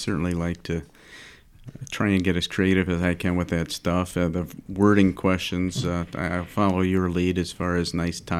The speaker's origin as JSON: {"language": "English", "town": "Gurnee", "region": "Illinois", "country": "United States", "said": "I'm also from Illinois, about an hour north of where these guys are at. I'm up near the Wisconsin border in Gurnee."}